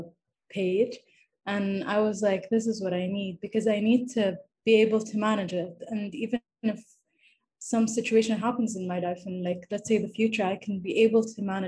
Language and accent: English; Saudi Arabia; I'm from Saudi Arabia.